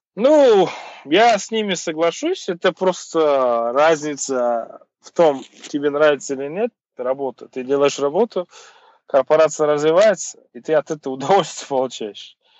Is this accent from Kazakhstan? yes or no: yes; Kazakhstan; у нас там Головкин есть, вот у нас там … есть